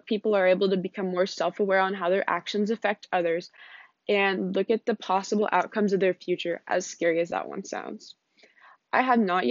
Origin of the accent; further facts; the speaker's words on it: United States; As someone born into the United States